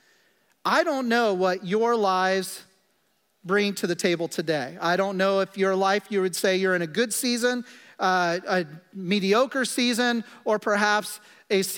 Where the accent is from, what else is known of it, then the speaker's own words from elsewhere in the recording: Kansas, United States; I'm from Kansas